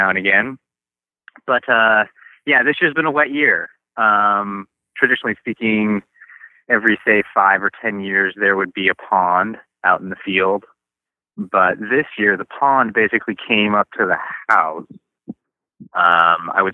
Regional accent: Spokane, Washington, United States; also born or lived in Bellingham; I was born here in Spokane. I was born on this farm that I'm now operating, but I didn't stay here. I moved to Bellingham to go to college

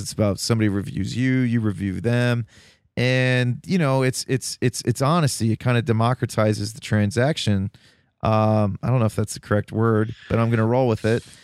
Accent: Toledo, Ohio, United States; now in Columbus, United States; I'm originally from Toledo.

